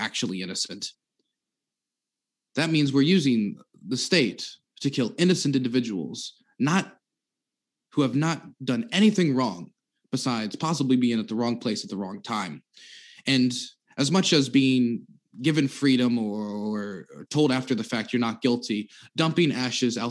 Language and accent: English; Maryland, United States; Maryland, which is my home state